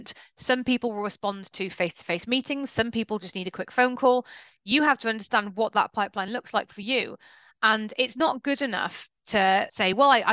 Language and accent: English; United Kingdom; we're very British and polite about this